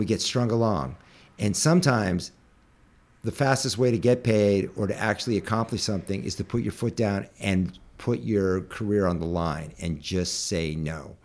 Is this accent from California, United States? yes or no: yes; Northern California, United States; I was raised in Northern California in a very upper middle class family